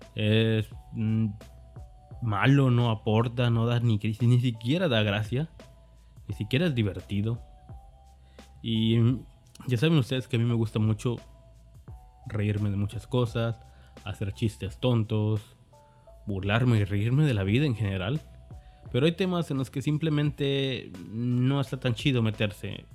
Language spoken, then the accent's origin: Spanish; Mexico; me considero un desarrollador mexicano, obviamente porque soy de México